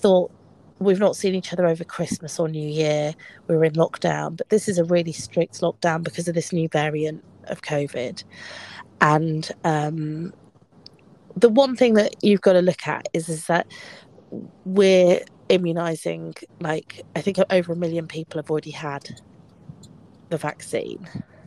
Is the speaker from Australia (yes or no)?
no; Midlands, United Kingdom; I'm from the Midlands.